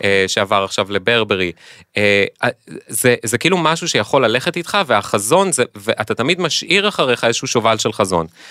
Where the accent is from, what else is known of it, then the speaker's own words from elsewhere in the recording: Israel; בתור ישראלים